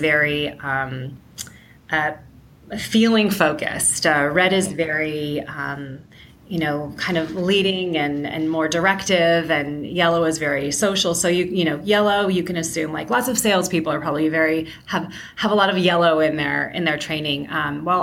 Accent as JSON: {"language": "English", "area": "San Francisco Bay Area", "region": "California", "country": "United States", "moved": "as an adult", "lives_now": "Seattle, United States", "said": "I am originally from the San Francisco Bay Area, currently living in Seattle"}